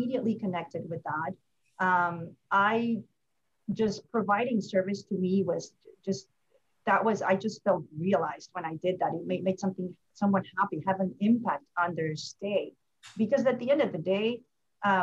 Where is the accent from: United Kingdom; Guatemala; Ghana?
Guatemala; moved away as an adult; also born or lived in California; now in Atlanta, United States; I am from Guatemala, born and raised